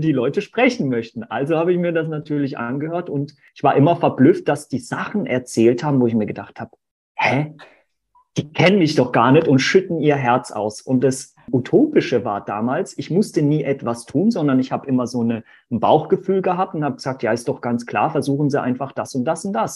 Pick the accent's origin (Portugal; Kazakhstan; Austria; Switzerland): Portugal; now in Germany; ich bin ja gar nicht gebürtig aus Deutschland, sondern in Portugal tatsächlich geboren.